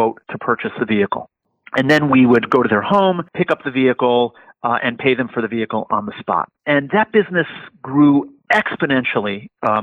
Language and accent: English; New York, United States; my hometown in New York